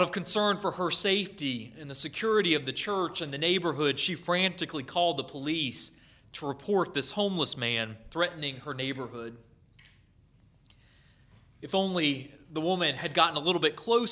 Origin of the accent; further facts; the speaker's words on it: North Carolina, United States; where I grew up in North Carolina